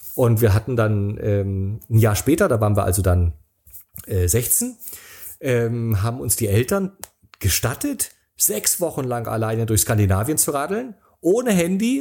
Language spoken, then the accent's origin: German; Rostock, Mecklenburg-Vorpommern, Germany; moved away as an adult; also born or lived in Berlin / San Sebastian; sind wir nach Rostock oh. gefahren, in meine Heimat